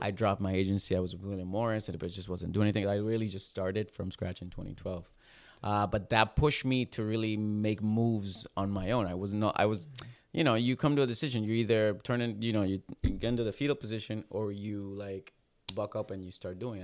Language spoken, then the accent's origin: English; Puerto Rico; moved away as an adult; I'm from Puerto Rico, born and raised